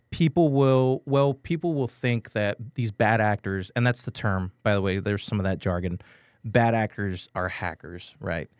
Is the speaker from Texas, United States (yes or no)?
yes; San Antonio, Texas, United States; I'm from San Antonio, I'm born and raised from here.